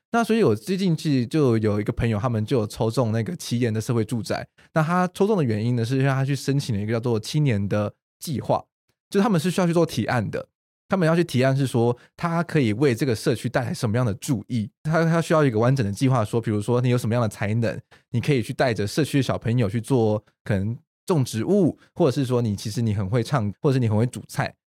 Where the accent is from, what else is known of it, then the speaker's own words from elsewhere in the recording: Taiwan; 我们台湾人就还是比较就是害羞内敛一点点